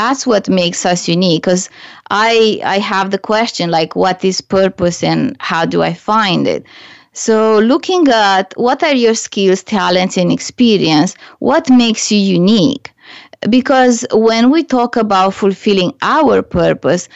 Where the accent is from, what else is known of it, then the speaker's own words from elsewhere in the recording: Romania; English is a second language; moved away as an adult; now in Canada; when I was back home in Romania